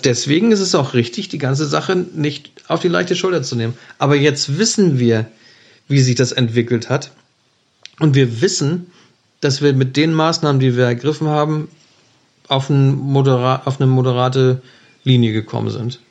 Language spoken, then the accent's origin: German; Germany; bei uns in Deutschland